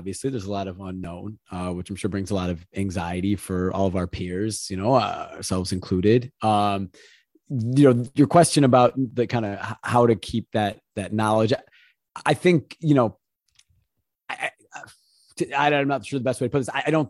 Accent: Chicago, Illinois, United States; moved away; also born or lived in Portland; since I was 10 years old, growing up in Chicago.

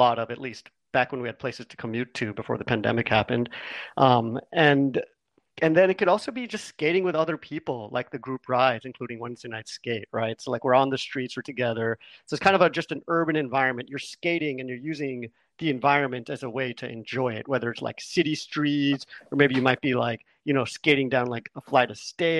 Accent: New York, United States; born and raised in New York, I grew up here

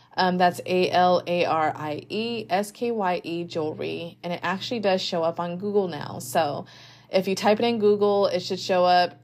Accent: United States; as an American.

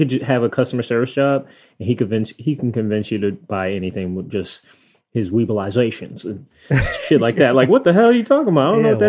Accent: New York, United States; I'm so ignorant, like, as a New Yorker. I don't know shit outside of New York, so forgive me of my ignorance.

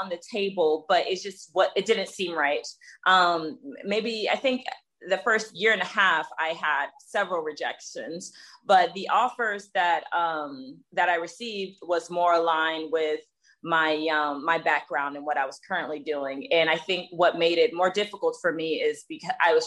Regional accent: Jacksonville, Florida, United States; I grew up in the South, so Jacksonville, Florida

